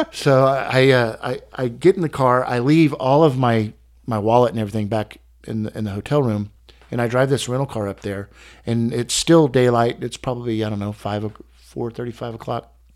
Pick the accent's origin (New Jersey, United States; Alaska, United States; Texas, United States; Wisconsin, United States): Texas, United States; I'm from Texas